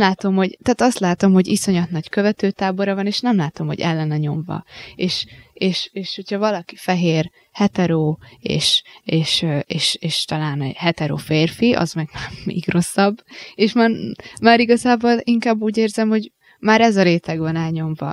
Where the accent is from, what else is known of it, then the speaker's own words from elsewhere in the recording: Hungary; itt vagyunk magyarok